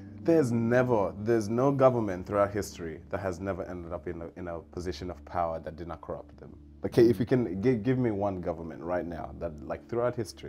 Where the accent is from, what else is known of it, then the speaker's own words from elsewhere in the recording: Kenya; now in Australia; I'm from Africa